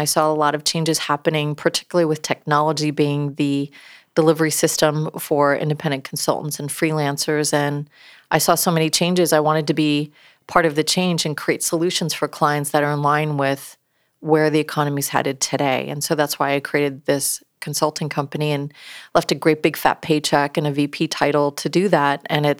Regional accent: upstate New York, United States; moved away; I grew up in New York, upstate New York, very blue collar, right?

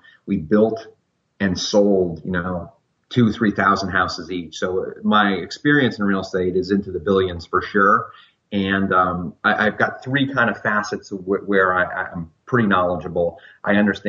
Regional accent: Fort Lauderdale, Florida, United States; now in Central Virginia, United States; I grew up in Fort Lauderdale, Florida

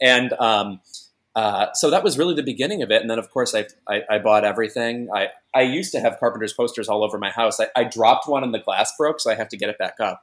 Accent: a suburb of Chicago, Illinois, United States; I'm from a suburb of Chicago

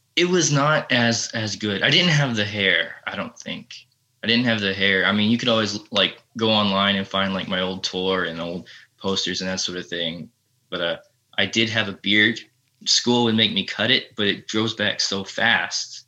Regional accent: Texas, United States; I'm from Texas

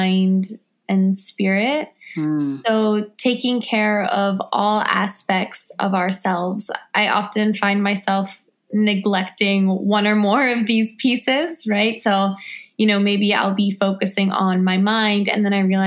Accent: Washington, District of Columbia, United States; I'm an author, activist, filmmaker, and photographer born and raised in Washington, D.C.

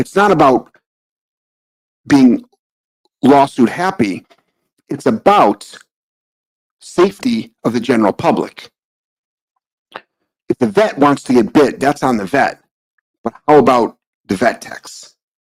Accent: United States; being an American

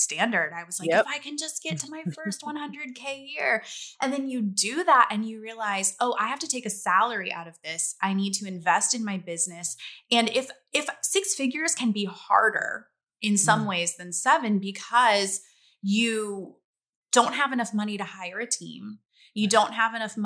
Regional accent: Louisiana, United States; I grew up in Louisiana

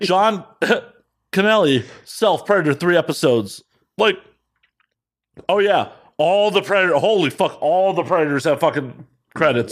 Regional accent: Chicago, Illinois, United States; moved away; growing up in Chicago

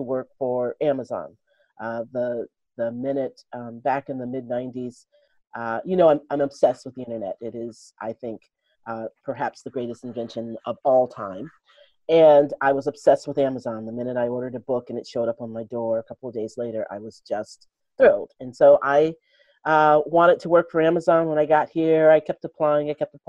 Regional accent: Detroit, Michigan, United States; moved away as an adult; also born or lived in Chicago; now in Seattle, United States; I grew up in Detroit

